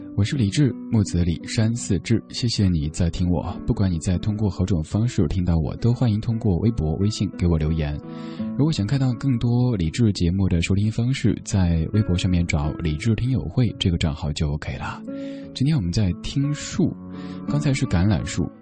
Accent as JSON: {"language": "Chinese", "town": "Chengdu", "region": "Sichuan", "country": "China", "tie": "born or raised there", "said": "我的家乡成都"}